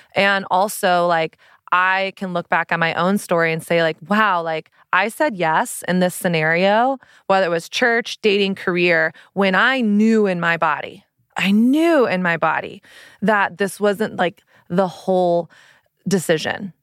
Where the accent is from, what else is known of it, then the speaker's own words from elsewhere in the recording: Texas, United States; I grew up in Texas